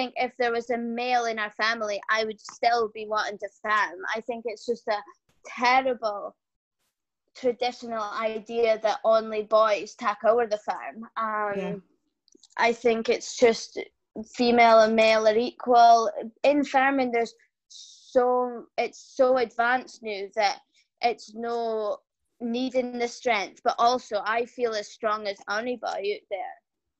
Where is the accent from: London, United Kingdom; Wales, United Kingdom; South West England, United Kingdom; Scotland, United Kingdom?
Scotland, United Kingdom; from Bigton Farm on Shetland. We have about 90 cows, 500 sheep, and grow 60 acres of barley. Our farm is situated near St Ninian's Isle, the lovely, beautiful Tombolo that we have on Shetland.